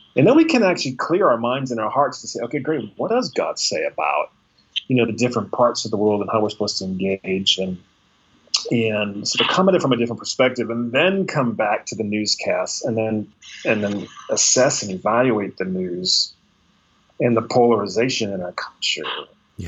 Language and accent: English; United States; as an American, as a man, as a white man